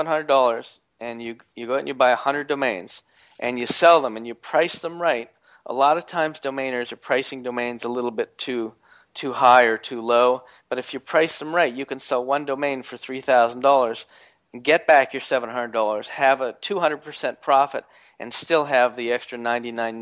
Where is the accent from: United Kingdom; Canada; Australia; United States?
Canada; I'm from Canada